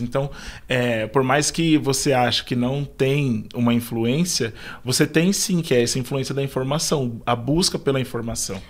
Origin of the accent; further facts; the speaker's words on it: Taboão da Serra, São Paulo, Brazil; moved away as an adult; eu sou de Taboão da Serra, então estou aqui na Zona Sul já há muito tempo, desde quando eu era criança até poucos meses atrás